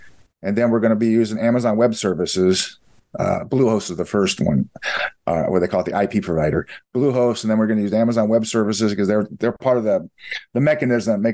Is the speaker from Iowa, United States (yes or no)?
yes; Iowa, United States; moved away; We're originally from Iowa, Midwest